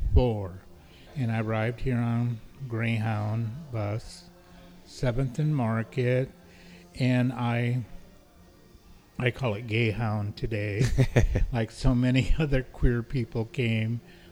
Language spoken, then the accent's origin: English; Nevada, United States; moved away as an adult; now in San Francisco, United States; I'm a full-blood Paiute Indian from the Pyramid Lake Paiute Tribe in Nevada. And I came here mainly from Nevada, from University of Nevada, Reno, 43 years ago, to go to school at San Francisco State.